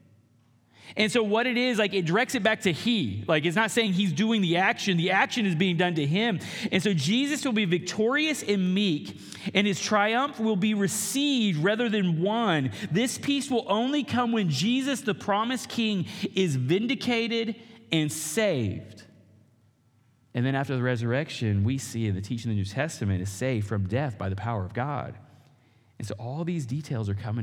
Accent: Oklahoma, United States; I grew up in Oklahoma

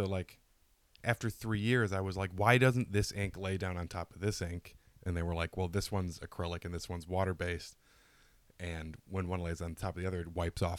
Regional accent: Detroit, Michigan, United States; moved away as an adult; also born or lived in Worcester, Massachusetts; now in Los Angeles, United States; I'm from Detroit.

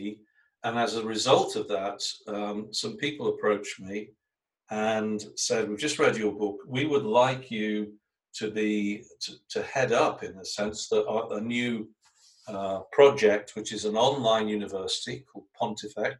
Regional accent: England, United Kingdom; I was brought up in England

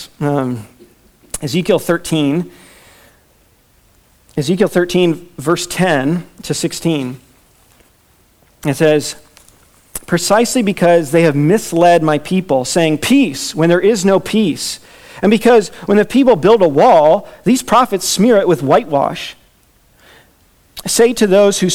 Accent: Virginia, United States; I'm from Virginia.

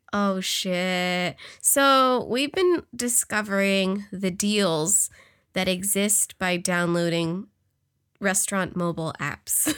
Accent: California, United States; accent: valley girl; From California

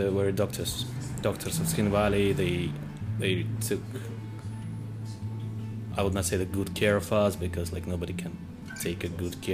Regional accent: Tbilisi, Georgia; I'm from Georgia, I'm from Tbilisi

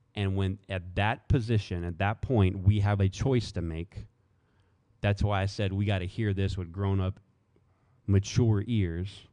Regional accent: the South, United States; especially in the South, right? Let me pick on all the, the boys from my hometown, right? You know, what are we about? Faith, family, food, football.

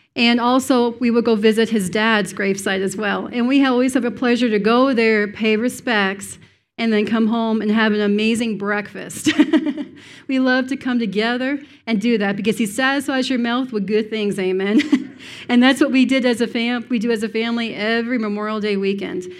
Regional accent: Cape Breton Island, Nova Scotia, Canada; moved away as an adult; now in United States; I'm from Cape Breton Island, which is north and east of Maine

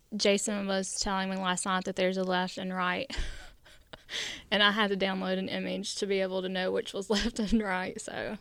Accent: United States; Growing up in Logan County

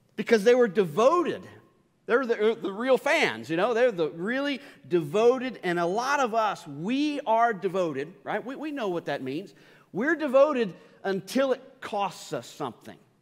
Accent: Northern Kentucky, United States; now in Louisville, United States; I grew up in Northern Kentucky

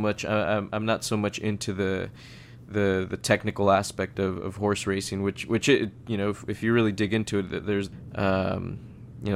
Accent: San Diego, California, United States; Growing up in San Diego, I grew up watching the races in Del Mar

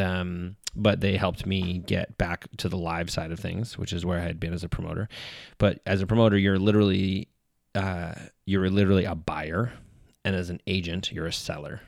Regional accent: Edmonton, Alberta, Canada; I'm from Edmonton, where, uh, in my last year of high school

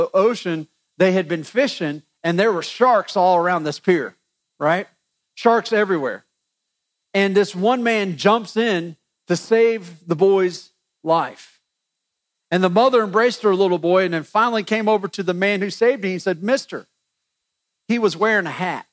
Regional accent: United States; we're American

